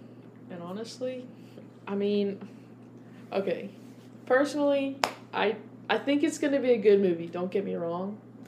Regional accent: Ohio, United States; I'm from Ohio.

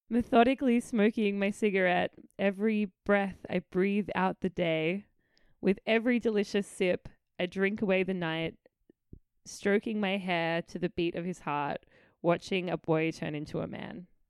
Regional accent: Adelaide, South Australia, Australia; moved away as an adult; I just lived my childhood in Adelaide. I am proudly

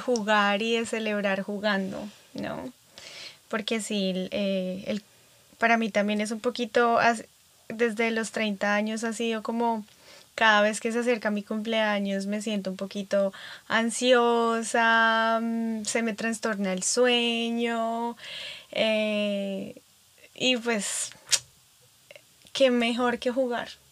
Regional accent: Bogotá, Colombia; now in California, United States; soy de Bogotá, Colombia, donde Estamos a 2.600 metros más cerca de las estrellas

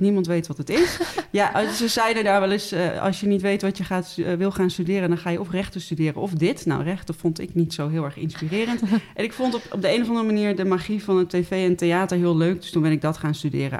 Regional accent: Den Helder, North Holland, Netherlands; moved away as an adult; now in Utrecht, Netherlands; ik ben opgegroeid in Den Helder

